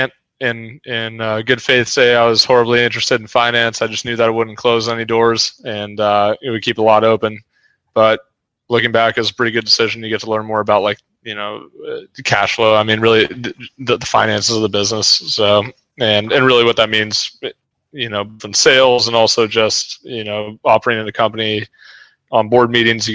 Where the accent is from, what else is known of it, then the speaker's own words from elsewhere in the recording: the Bay Area, California, United States; growing up in the Bay Area